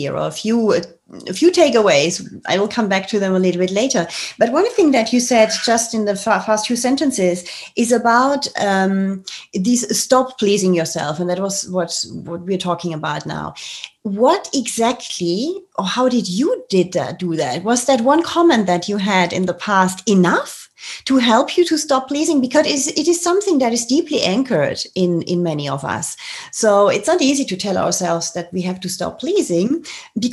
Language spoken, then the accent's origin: English; Germany; I'm coming from Germany, and I was not raised like